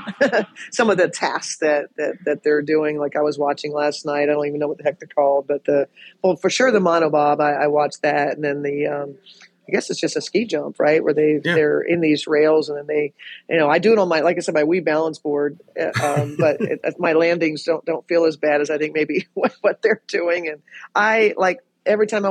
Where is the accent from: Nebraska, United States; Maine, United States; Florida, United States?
Nebraska, United States; I grew up in Nebraska